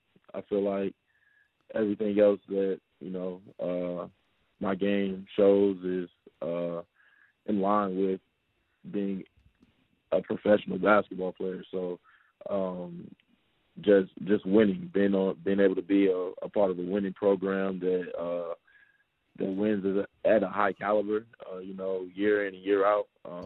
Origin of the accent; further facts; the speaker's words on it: Charlotte, North Carolina, United States; also born or lived in Brooklyn, New York; From Charlotte, North Carolina.